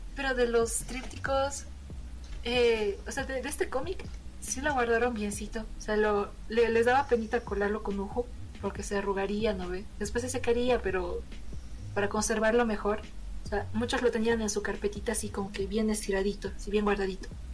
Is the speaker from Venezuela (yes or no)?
no; Bolivia; como buena boliviana que soy